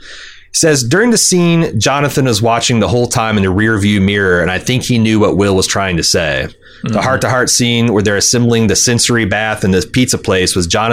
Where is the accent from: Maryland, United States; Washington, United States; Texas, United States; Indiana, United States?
Indiana, United States; Anderson; born or raised there